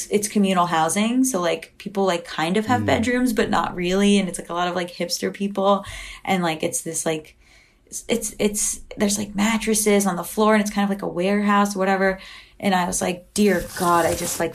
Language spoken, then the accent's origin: English; Florida, United States; also born or lived in Boston / New York; now in Los Angeles, United States; I grew up in Florida